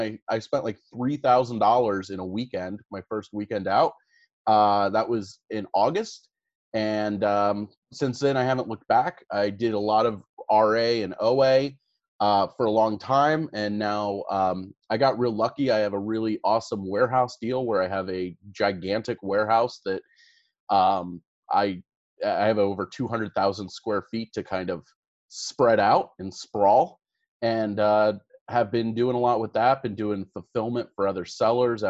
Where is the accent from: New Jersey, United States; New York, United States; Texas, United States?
New Jersey, United States; Cherry Hill; But I'm born in New Jersey. I grew up in Cherry Hill, New Jersey.